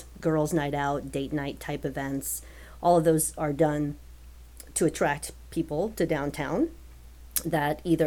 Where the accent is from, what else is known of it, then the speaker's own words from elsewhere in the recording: New Orleans, Louisiana, United States; also born or lived in Palatka, Florida; now in Lakeland, United States; I'm originally from New Orleans